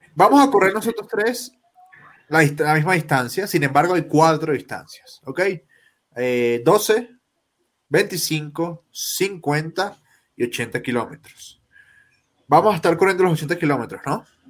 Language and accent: Spanish; Colombia